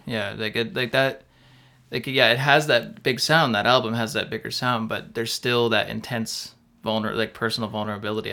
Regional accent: Windsor, Ontario, Canada; we're all from Windsor.

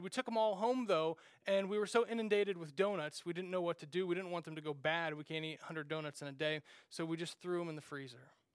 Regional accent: Randolph, Kansas, United States; moved away; growing up in Randolph, Kansas, uh, there was just a little gas station

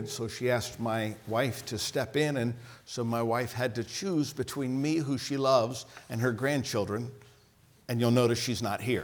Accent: Ohio, United States; moved away; also born or lived in French Lick, Indiana; I'm from Ohio

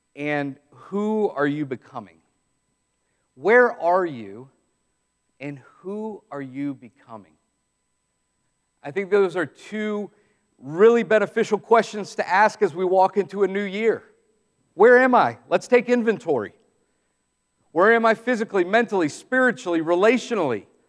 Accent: Southeast, United States; some of us growing up in the Southeast

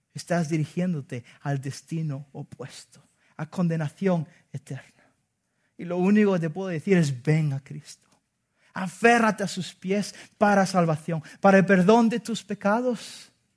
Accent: Spain; como buen español

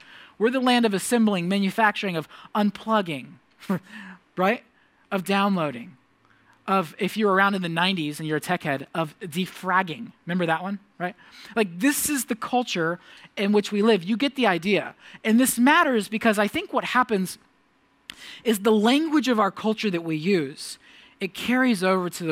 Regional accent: United States; the many gifts I've become accustomed to as an American

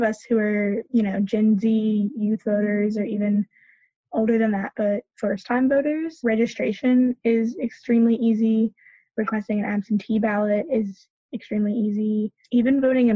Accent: Charlotte, North Carolina, United States; also born or lived in Orange County, North Carolina; So I'm from in North Carolina, but I'm from Charlotte.

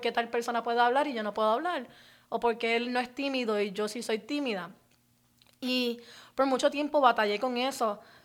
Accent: Puerto Rico; moved away as an adult; also born or lived in Orlando, Florida, United States; now in United States; me crié parte en, eh, parte en Orlando y parte en Puerto Rico

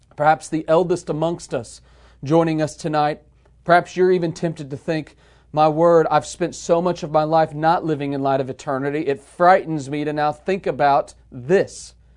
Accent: United States; we as American believers in the twenty-first century

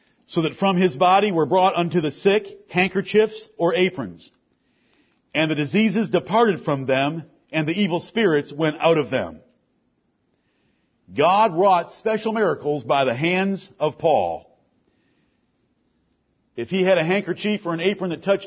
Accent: Ann Arbor, Michigan, United States; I'm from the town of the Big House. I'm from Ann Arbor, Michigan

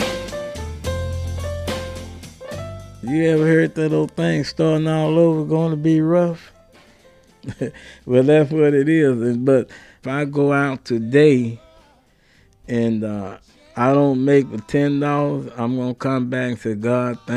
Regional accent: Dallas, Texas, United States; I'm from Dallas, Texas

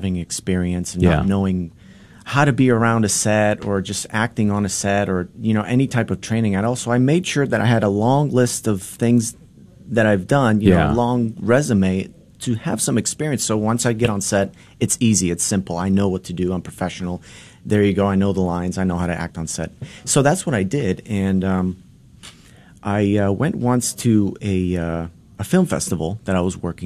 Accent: Boston, Massachusetts, United States; first language Polish; English is a second language; moved away; also born or lived in Los Angeles; I'm from Boston

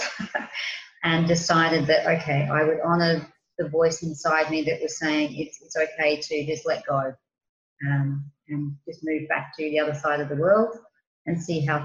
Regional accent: Australia; moved away as an adult; now in Crete, Greece; I'm an Australian, and 4 or 5 years ago now, I was doing different things in my home country

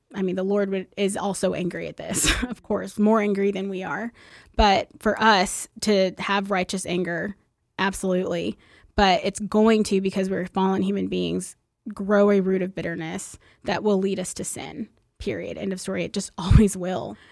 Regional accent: Plano, Texas, United States; I grew up in West Plano

